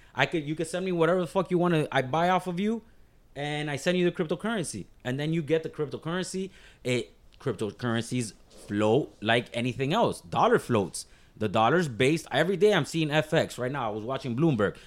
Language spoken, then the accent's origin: English; Miami, Florida, United States; I'm from Miami-Dade County, but born and raised